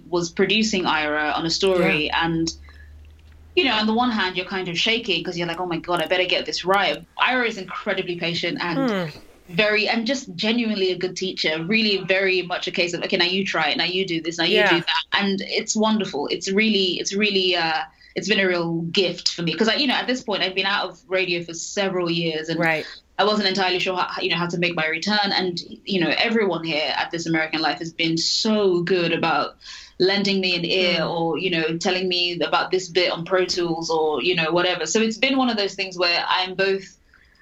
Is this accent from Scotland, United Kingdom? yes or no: no; London, United Kingdom; moved away as an adult; also born or lived in Nigeria; now in United States; I'm from London, so I'm British